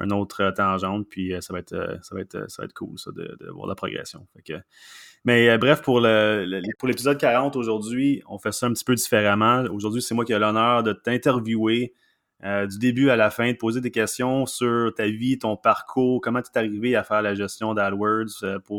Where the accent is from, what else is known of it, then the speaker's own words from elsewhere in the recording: Mont-Laurier, Quebec, Canada; now in Quebec City, Canada; je viens du coin de Mont-Laurier.